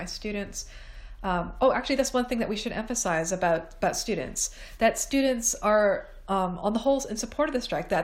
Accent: Toronto, Ontario, Canada; moved away as an adult; now in England, United Kingdom; I am Canadian. This is England. The winter is like nothing compared to what I'm used to in Toronto

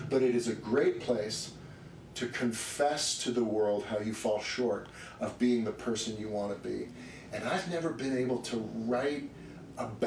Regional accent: New York City, New York, United States; I grew up on Park Avenue.

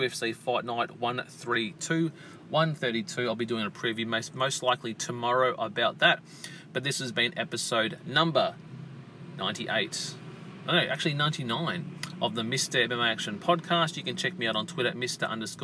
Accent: Australia; here in my home country of Australia

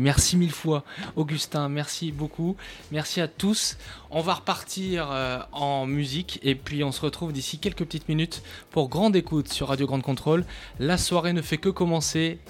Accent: Périgord, Nouvelle-Aquitaine, France; je viens d'un petit village du Périgord

